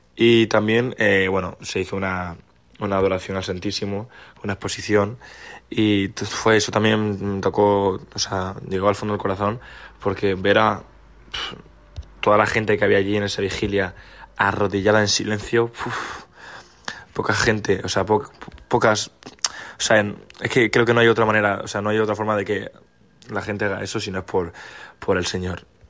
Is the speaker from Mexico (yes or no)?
no; Málaga, Andalusia, Spain; soy de Málaga y he venido a la JMJ gracias a mi colegio, un colegio en el que llevo más de 15 años